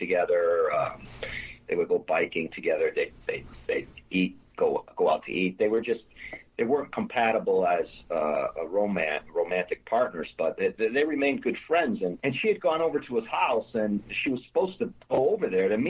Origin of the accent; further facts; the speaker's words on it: New England, United States; my hometown in New England where I grew up.